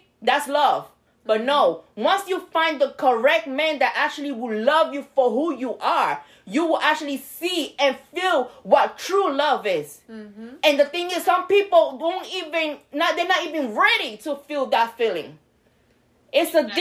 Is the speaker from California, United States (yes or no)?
no; New York, United States; now in Florida, United States; I'm from New York. I didn't have a license when I moved to Florida